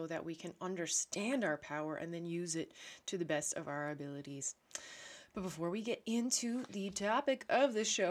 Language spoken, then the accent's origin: English; Newfoundland and Labrador, Canada; now in Netherlands; I'm a Newfoundlander, Canadian